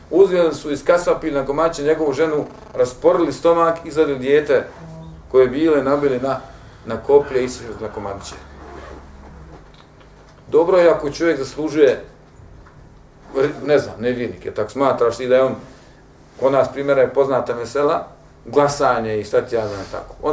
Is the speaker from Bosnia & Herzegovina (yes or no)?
yes; Bosnia & Herzegovina; kod nas u Bosni